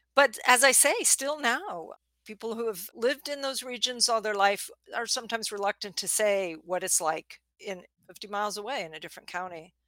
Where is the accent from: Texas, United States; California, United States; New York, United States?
New York, United States; outside of; I grew up outside of New York where if you stall at the green light, it's going to ram your bumper